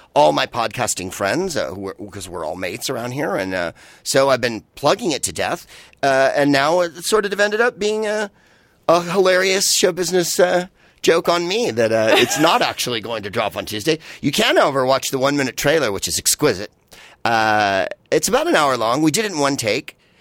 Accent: San Francisco, California, United States; I'm from San Francisco

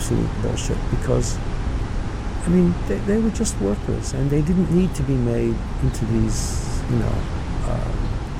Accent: New York, United States; from the neighborhood that I grew up in the Bronx

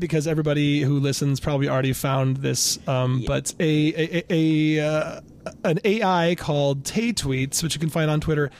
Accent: Ann Arbor, Michigan, United States; Her father started the Borders book chain in my hometown.

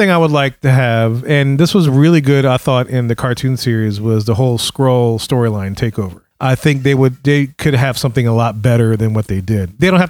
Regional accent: New Orleans, Louisiana, United States; You know, I'm from New Orleans. We're from New Orleans. I'm a big homer.

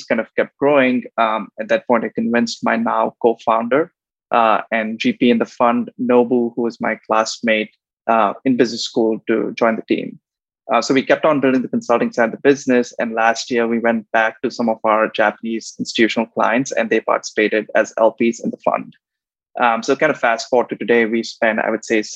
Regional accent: India; moved away as an adult; also born or lived in United States / Tokyo; I grew up in India

